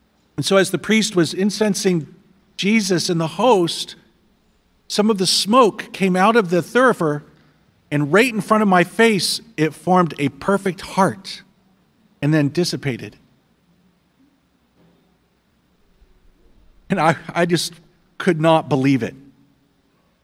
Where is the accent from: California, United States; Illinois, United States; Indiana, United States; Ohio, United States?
Indiana, United States; I'm from Indiana.